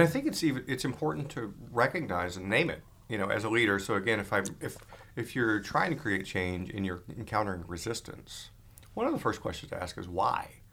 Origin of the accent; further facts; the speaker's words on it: Atlanta, Georgia, United States; also born or lived in California / Texas; now in Maine, United States; I grew up in Atlanta, uh, lived in California, lived in Texas